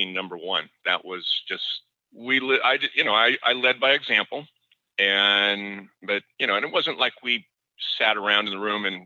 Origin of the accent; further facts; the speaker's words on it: Seattle, Washington, United States; I grew up in Seattle with Nordstrom